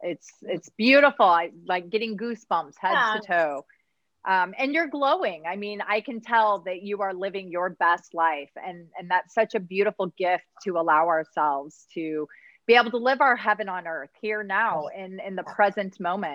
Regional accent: Midwest, United States; moved away as an adult; I grew up in the Midwest. It was miserable. I hated it.

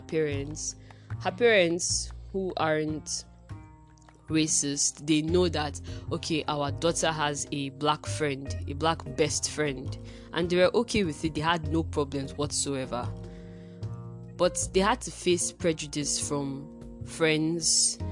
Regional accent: Nigeria; Being an African that lives in Africa, being a Nigerian that lives in Nigeria, having never left the country

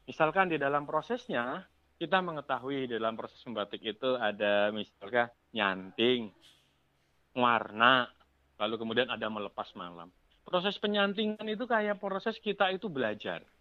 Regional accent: Jakarta, Indonesia; saya kebetulan besar di Jakarta.

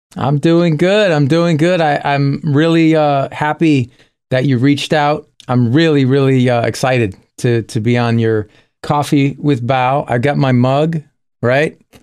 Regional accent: Springfield, Massachusetts, United States; In my hometown of Springfield, Massachusetts, we had a lot of clubs there

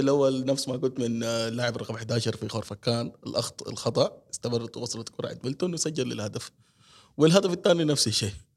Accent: Sharjah, United Arab Emirates; also born or lived in Sudan; من مواليد دوله الامارات العربيه المتحده

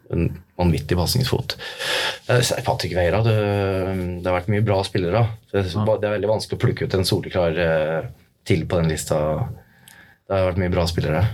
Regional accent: Norway; jeg vokste jo opp på Røyselmobanen

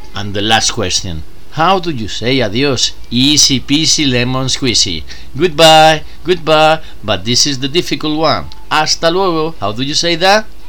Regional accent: Spain; English is a second language; I'm from Spain.

